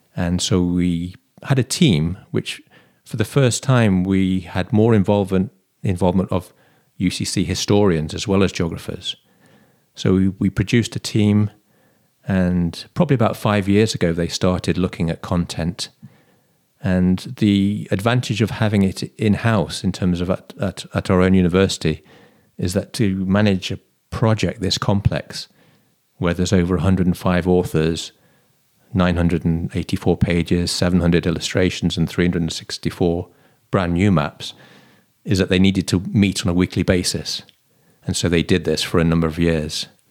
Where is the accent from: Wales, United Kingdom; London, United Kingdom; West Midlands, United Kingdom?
West Midlands, United Kingdom; Stafford; moved away as an adult; now in Cork, Ireland; my hometown of Stafford